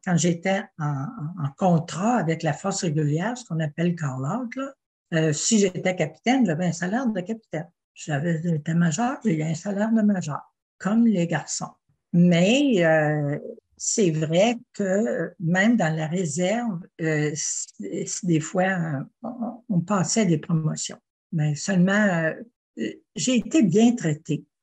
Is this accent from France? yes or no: no; Quebec City, Quebec, Canada; also born or lived in Ottawa / Le Bic, Quebec; j'ai grandi à Québec et ah. j'ai continué ma jeunesse à Québec